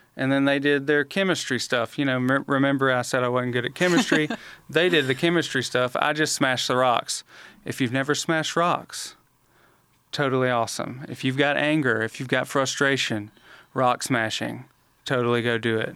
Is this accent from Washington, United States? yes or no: no; Montgomery, Alabama, United States; I was born and raised in Montgomery